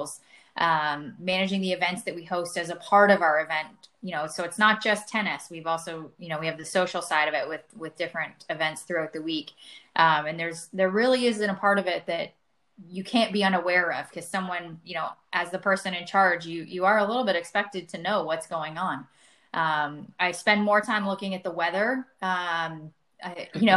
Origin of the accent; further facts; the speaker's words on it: outside of Toronto, Ontario, Canada; moved away as an adult; also born or lived in Ohio; now in Texas, United States; I grew up outside of Toronto